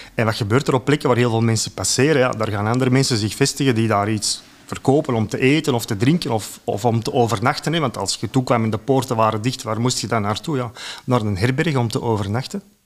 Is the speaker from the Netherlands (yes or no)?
no; Antwerp, Flanders, Belgium; now in Borgerhout, Belgium; ik had ook school gelopen in Borgerhout, maar ik woonde toen in Deurne